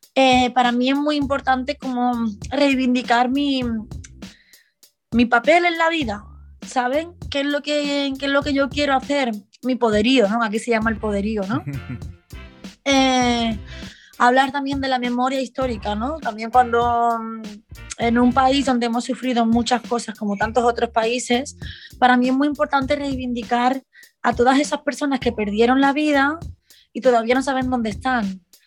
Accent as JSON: {"language": "Spanish", "town": "Barcelona", "region": "Catalonia", "country": "Spain", "tie": "born or raised there", "said": "las personas que hemos nacido en los 90, 2000, de, mm, en Barcelona, sobre todo en Barcelona, que es de donde yo vengo"}